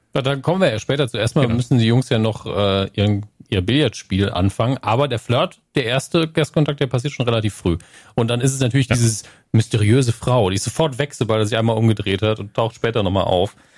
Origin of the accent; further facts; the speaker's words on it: Northern Germany, Germany; bei uns im Norden